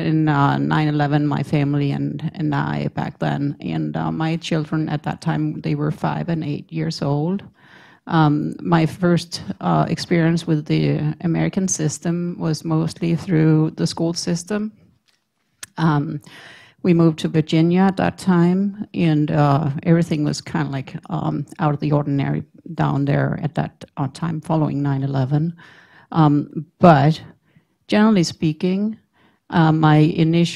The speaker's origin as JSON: {"language": "English", "country": "Denmark", "moved": "as an adult", "lives_now": "United States", "said": "I'm from Denmark, and I moved here in 2001 on 9/11"}